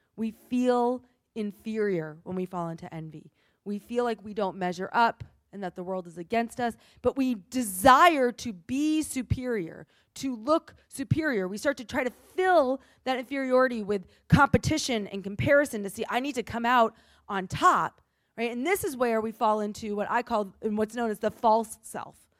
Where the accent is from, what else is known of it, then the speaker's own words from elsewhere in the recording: New England, United States; I grew up in New England